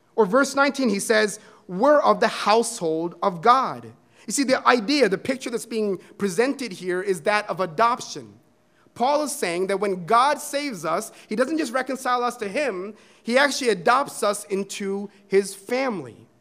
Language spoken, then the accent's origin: English; India; I am a Christian who is Indian